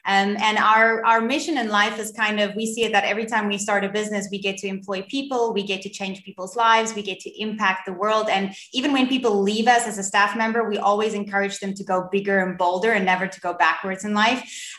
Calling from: Cape Town, Western Cape, South Africa; I'm in Cape Town in South Africa.

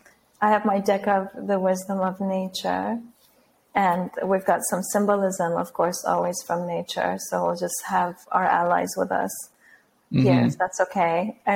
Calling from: Lisbon, Portugal; I'm calling from Lisbon, Portugal.

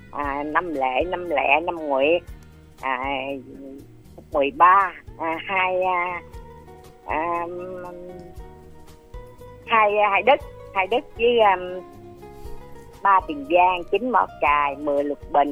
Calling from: Đức Hòa, Long An, Vietnam; à cô út à, ở đức hòa long

